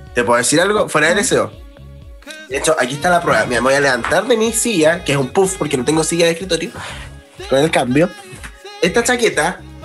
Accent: Chile; soy de Chile

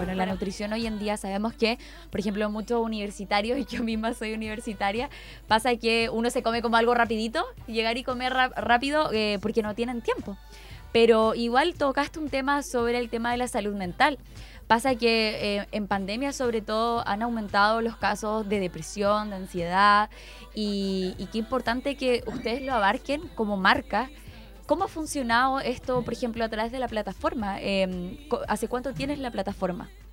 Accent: Chiguayante, Biobío, Chile; yo soy de Chihuayante

